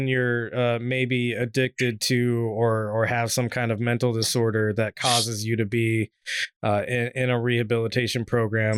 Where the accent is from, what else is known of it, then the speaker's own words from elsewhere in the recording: Washington, United States; my home state of Washington